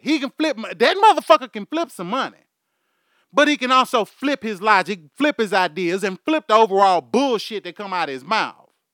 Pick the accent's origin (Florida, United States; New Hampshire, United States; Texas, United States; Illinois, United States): Texas, United States; Houston; I'm from Houston, Texas. My accent is fucking horrible.